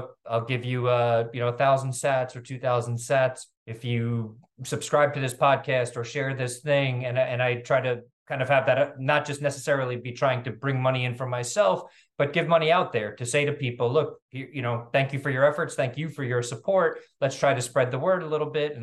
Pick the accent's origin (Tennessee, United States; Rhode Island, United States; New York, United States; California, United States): New York, United States; New York City; also born or lived in Venezuela / Africa / Latin America; I'm from New York City